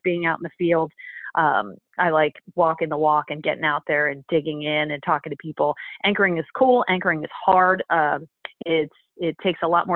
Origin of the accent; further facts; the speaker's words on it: Philadelphia, Pennsylvania, United States; I grew up in Philly